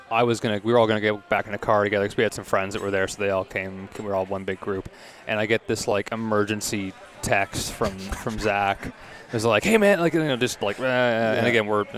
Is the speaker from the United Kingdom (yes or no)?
no; Toronto, Ontario, Canada; also born or lived in Stouffville, Ontario / Kingston, Ontario / Indianapolis; I grew up here